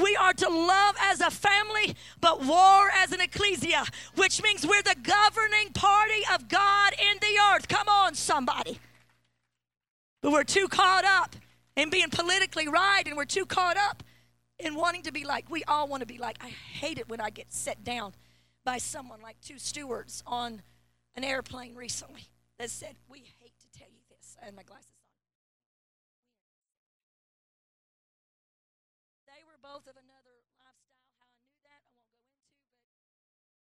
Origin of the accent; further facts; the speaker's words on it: Mount Vernon, Illinois, United States; I was born in Mount Vernon, Illinois, the state of Abraham Lincoln.